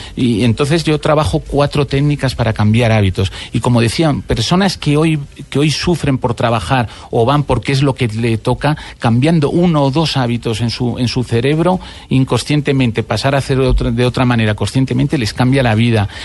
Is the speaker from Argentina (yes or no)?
no; Spain; now in Bogotá, Colombia